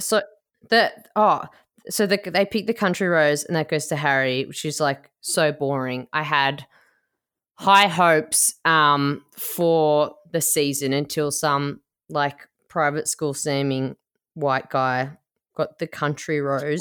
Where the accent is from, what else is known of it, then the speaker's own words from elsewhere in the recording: Melbourne, Victoria, Australia; I'm from Port Melbourne, which is like, it's like a five minute walk to the Crown Casino in Melbourne